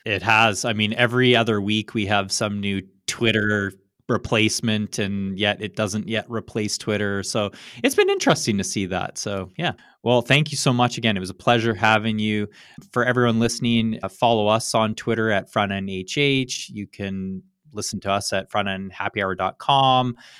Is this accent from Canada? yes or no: yes; Canada; now in United States; as a Canadian